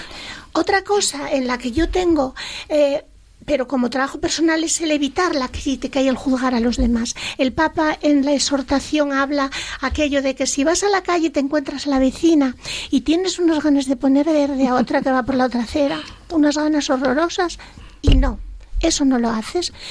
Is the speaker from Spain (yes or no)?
yes; Asturias, Spain; accent: Asturian; ahora mi acento más asturiano que antes